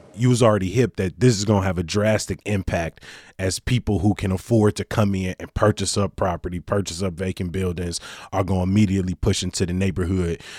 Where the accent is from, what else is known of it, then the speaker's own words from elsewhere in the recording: Chicago, Illinois, United States; also born or lived in South Shore, Chicago; I grew up in Woodlawn, lived on 66 in Greenwood. I, I live now in Hyde Park